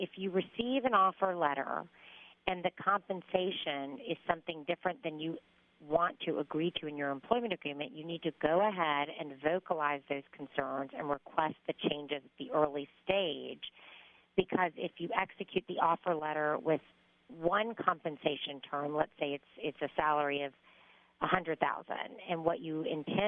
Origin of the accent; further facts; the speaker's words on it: Macon, Georgia, United States; I was born and raised in Macon, Georgia, to a family of medical providers.